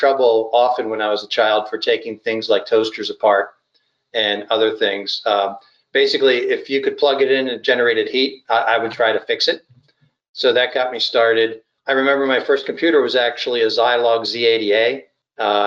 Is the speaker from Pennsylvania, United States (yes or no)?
yes; Philadelphia, Pennsylvania, United States; I was born and grew up mainly in the Philadelphia area, greater Philadelphia area